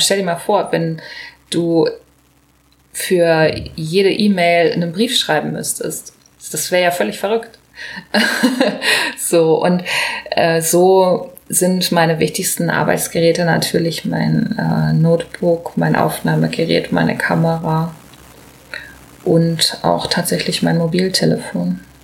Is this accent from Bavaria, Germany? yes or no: no; Hanover, Lower Saxony, Germany